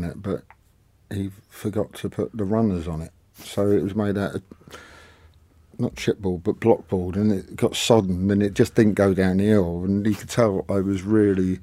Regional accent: London, United Kingdom; I'm from Kensal Green

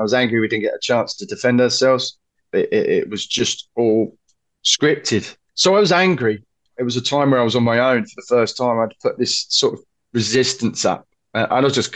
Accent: London, United Kingdom; where are you from? I said, London.

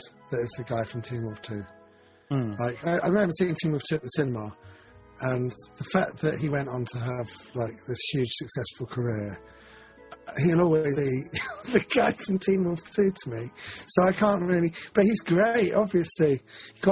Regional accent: London, United Kingdom; when I was growing up in London

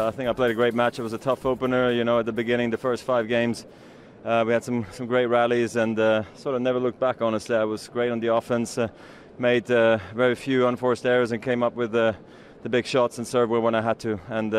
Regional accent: Basel, Basel-Stadt, Switzerland; what a moment for me to win my 10th here in my hometown of Basel.

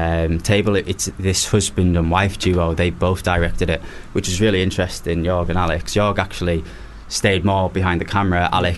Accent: the north of England, United Kingdom; moved away as an adult; now in Los Angeles, United States; I'm from the north of England

